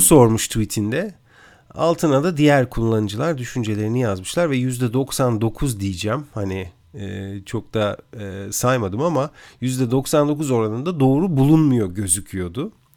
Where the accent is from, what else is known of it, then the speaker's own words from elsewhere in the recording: Turkey; moved away; yurt dışında yaşayan bir Türk olarak